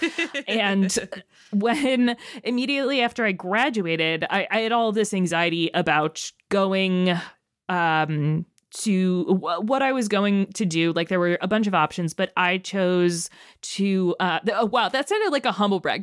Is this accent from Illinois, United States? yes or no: yes; Chicago, Illinois, United States; my hometown of Chicago